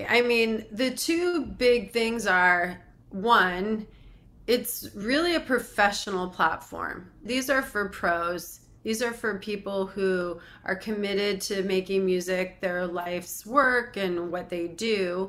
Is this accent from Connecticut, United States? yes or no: yes; Connecticut, United States; Well, I'm very happy to report I'm from Connecticut originally